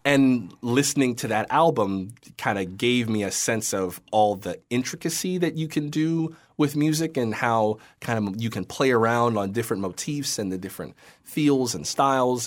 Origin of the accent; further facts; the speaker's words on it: West Palm Beach, Florida, United States; moved away; I'm from West Palm Beach